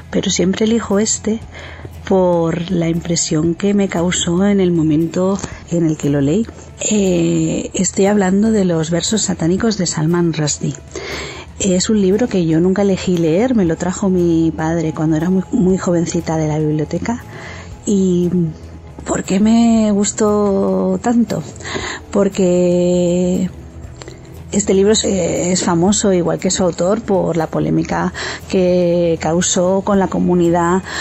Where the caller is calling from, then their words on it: Spain; del Cactus y desde España eh, aquí estoy